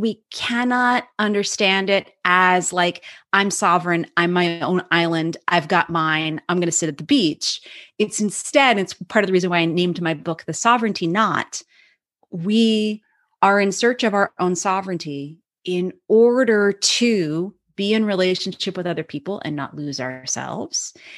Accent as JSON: {"language": "English", "area": "Cape Cod", "region": "Massachusetts", "country": "United States", "tie": "born or raised there", "said": "grew up as an Irish Catholic kid in Cape, on Cape Cod, Massachusetts"}